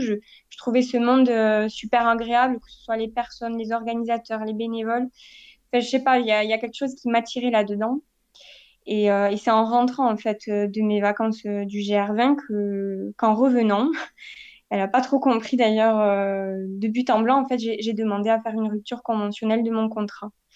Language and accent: French; Castres, Occitania, France; now in Toulouse, France; j'ai grandi euh, dans le Tarn, donc dans une ville qui s'appelle Castres